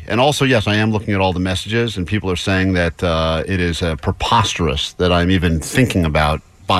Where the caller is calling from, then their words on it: United States; We're calling from America.